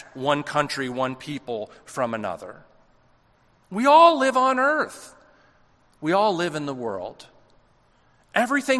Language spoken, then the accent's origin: English; United States; It's not that being American isn't something that's embedded into our identity